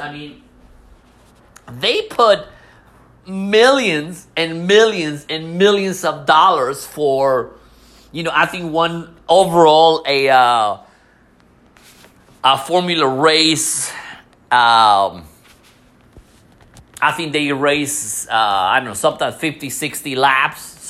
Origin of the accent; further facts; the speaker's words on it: Mexico; moved away; I was born in Mexico